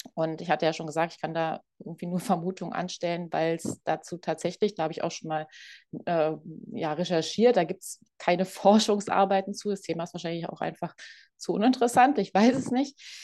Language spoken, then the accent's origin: German; Berlin, Germany; moved away; ich komme ursprünglich aus Berlin